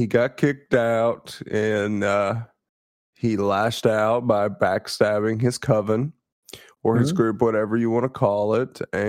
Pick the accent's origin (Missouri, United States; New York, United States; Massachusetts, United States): Missouri, United States; I think I'm allowed to insult my home state as much as possible, and I do not regret the things I've said about Missouri.